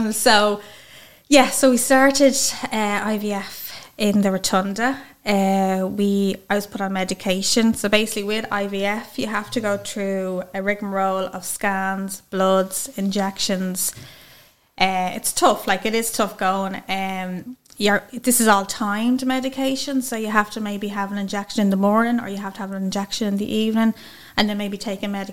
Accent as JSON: {"language": "English", "area": "County Dublin", "region": "Leinster", "country": "Ireland", "said": "I'm from Wine St Albans, County Dublin"}